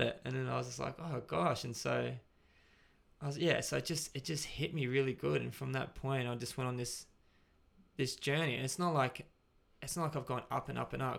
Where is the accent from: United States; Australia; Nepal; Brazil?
Australia; Gold Coast, Queensland; now in Brisbane, Australia; I was from the Gold Coast.